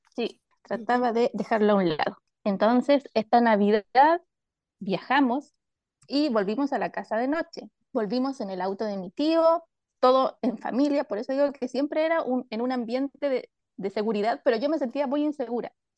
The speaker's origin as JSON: {"language": "Spanish", "country": "Chile", "said": "soy de Chile"}